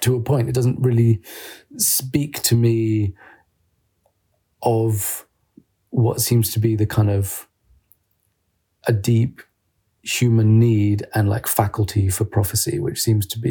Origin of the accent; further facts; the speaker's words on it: United Kingdom; I'm a British journalist